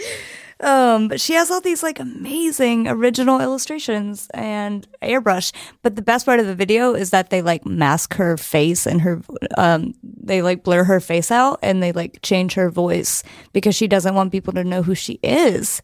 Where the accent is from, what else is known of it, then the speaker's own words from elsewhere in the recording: Chattanooga, Tennessee, United States; moved away as an adult; now in San Francisco, United States; I'm from Tennessee originally, um, East Tennessee